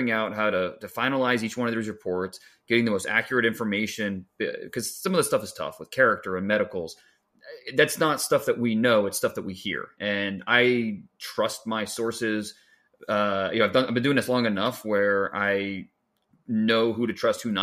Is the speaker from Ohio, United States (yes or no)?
yes; Northeast Ohio, United States; I grew up in Northeast Ohio, and now we're back in Northeast Ohio